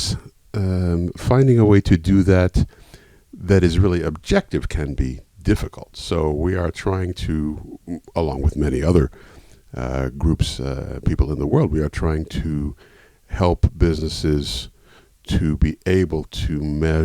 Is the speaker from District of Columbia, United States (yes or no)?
yes; Washington, District of Columbia, United States; moved away as an adult; also born or lived in United Kingdom / Europe; a return to my hometown, Washington, D.C.